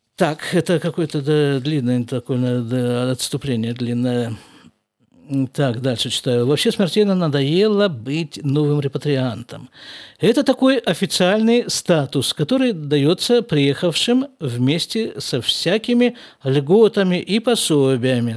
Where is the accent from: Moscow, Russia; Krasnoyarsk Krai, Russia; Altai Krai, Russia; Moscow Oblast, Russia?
Krasnoyarsk Krai, Russia; Krasnoyarsk; born or raised there; moved away as an adult; also born or lived in Jerusalem, Israel; now in Israel